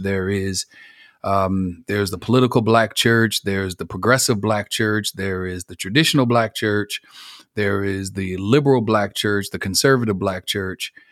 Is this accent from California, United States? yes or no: no; Buffalo, New York, United States; moved away as an adult; now in Marietta, United States; I'm originally from Buffalo, New York. Born and raised